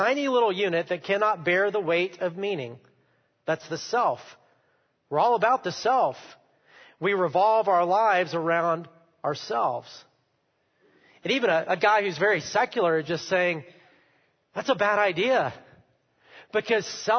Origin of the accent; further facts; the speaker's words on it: United States; as Americans